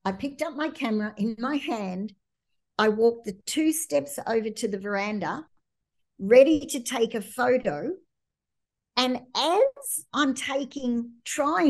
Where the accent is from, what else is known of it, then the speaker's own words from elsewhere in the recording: Australia; moved away; being Australian